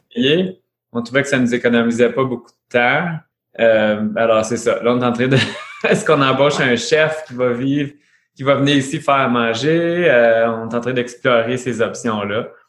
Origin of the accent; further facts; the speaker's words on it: Ontario, Canada; on est franco-ontarien. Alors oui, on parle français, tout ça, mais on habite en Ontario